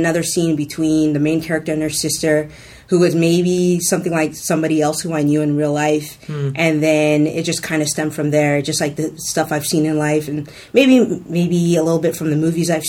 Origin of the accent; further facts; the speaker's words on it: Fremont, California, United States; we've always been here in the Bay Area. So I kind of grew up here. We went to high school here in Fremont.